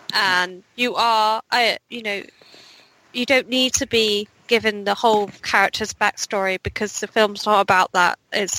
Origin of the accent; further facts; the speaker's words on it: United Kingdom; as a Brit